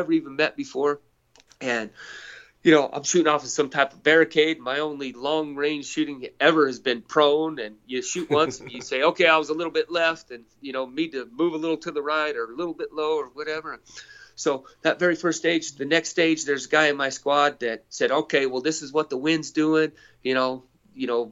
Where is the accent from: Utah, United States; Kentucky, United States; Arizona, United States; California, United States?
Arizona, United States; White Mountains of; I grew up in the White Mountains of Arizona, some of the best elk hunting in the world